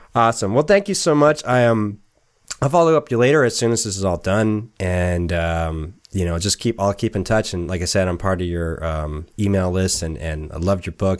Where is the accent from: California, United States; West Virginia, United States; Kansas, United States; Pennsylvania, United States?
California, United States; San Diego; moved away as an adult; also born or lived in Los Angeles; now in Portland, United States; I was from San Diego and spent a lot of time in L.A.